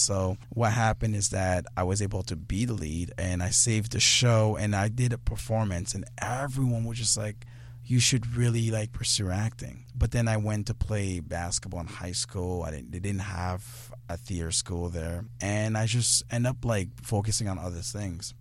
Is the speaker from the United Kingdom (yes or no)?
no; Guinea; I'm from Guinea